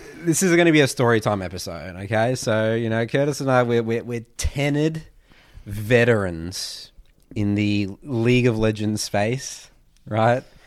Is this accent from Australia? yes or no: yes; Melbourne, Victoria, Australia; we're from Melbourne